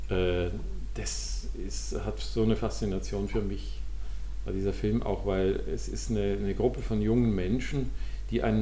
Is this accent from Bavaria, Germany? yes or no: yes; Passau, Bavaria, Germany; in, pa in Passau, wo ich herkomme, gab es auch bibliotheksmäßig eher wenig, was man über Kunst erfahren konnte.